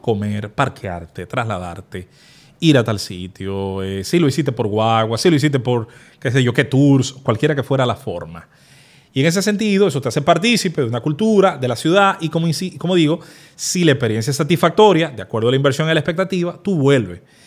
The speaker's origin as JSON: {"language": "Spanish", "town": "Azua de Compostela", "region": "Azua", "country": "Dominican Republic", "tie": "born or raised there", "said": "mi pueblo, de Azua Compostela"}